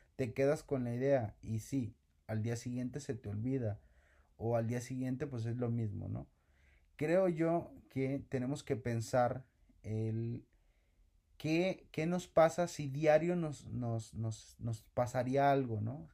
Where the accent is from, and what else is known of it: Mexico